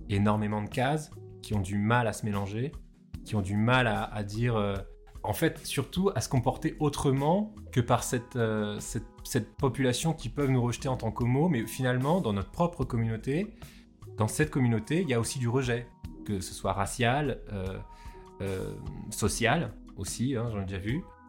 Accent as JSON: {"language": "French", "country": "Réunion", "said": "Je suis réunionnais, métis indien, blanc."}